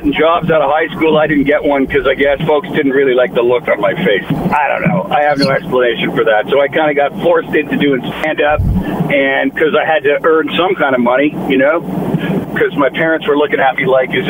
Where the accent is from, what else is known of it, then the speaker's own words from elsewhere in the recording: Ottawa, Ontario, Canada; Well, I grew up in Ottawa, Ontario